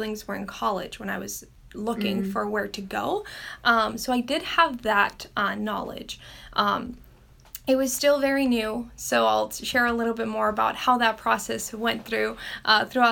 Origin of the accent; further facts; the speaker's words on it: Forest Grove, Oregon, United States; I grew up here in Forest Grove, so right in the heart of Pacific